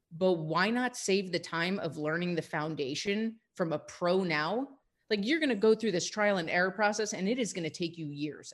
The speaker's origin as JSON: {"language": "English", "region": "New York", "country": "United States", "tie": "born or raised there", "also_born_or_lived": "California", "moved": "yes", "lives_now": "Tucson, United States", "said": "I'm I'm born and raised in New York, so I will always be an East Coaster at heart"}